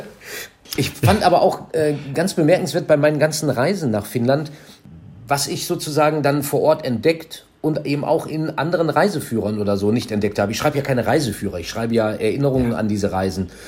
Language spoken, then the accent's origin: German; Minden, North Rhine-Westphalia, Germany; zwölf Kilometer von meiner Heimatstadt Minden